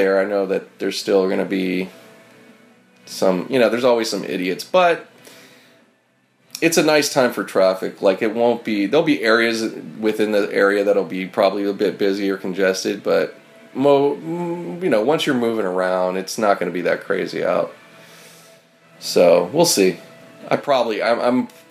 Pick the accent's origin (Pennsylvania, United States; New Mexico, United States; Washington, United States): Pennsylvania, United States; Pittsburgh; moved away as an adult; now in Los Angeles, United States; I was born here in L.A., but I grew up in Pittsburgh. Meaning from age 10 to 21 is Pittsburgh